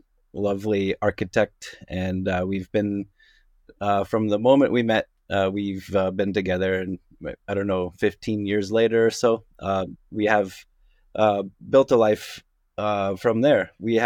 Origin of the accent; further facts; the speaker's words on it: Kitchener, Ontario, Canada; also born or lived in United States; I am of Canadian background. I'm out of Kitchener-Waterloo.